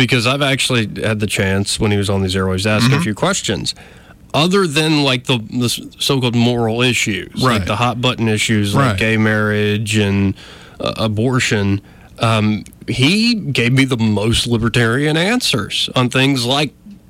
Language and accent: English; Alabama, United States; But we're in Alabama, Jonathan. I know. We were born and raised.